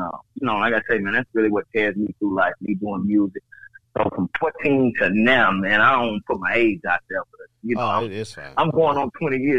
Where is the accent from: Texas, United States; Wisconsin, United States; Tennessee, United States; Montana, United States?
Tennessee, United States; Nashville; nobody ever really thought or knew that I was from Nashville. They always felt like I was from somewhere else just by the way that I moved or whatnot.